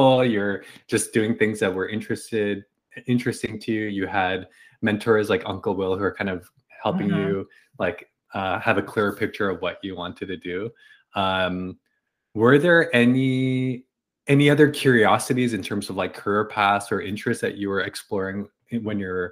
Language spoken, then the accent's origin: English; Canada; I'm Canadian, but Canadian Chinese